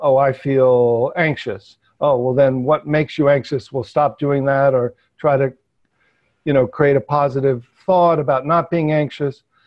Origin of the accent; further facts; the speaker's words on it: New York metropolitan area, United States; I grew up, you know, in New York metropolitan area